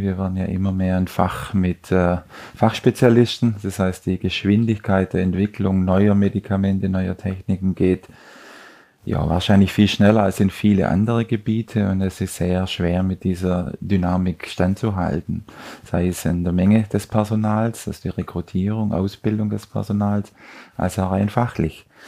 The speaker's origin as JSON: {"language": "German", "region": "Southern Germany", "country": "Germany", "moved": "yes", "said": "Ich bin aus Süddeutschland."}